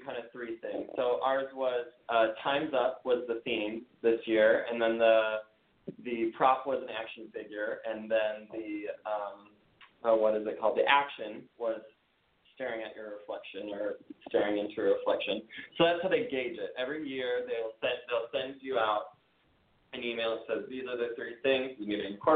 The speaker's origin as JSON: {"language": "English", "region": "Minnesota", "country": "United States", "tie": "born or raised there", "moved": "as an adult", "lives_now": "Los Angeles, United States", "said": "I'm originally from Minnesota. And I grew up in a really small town out there."}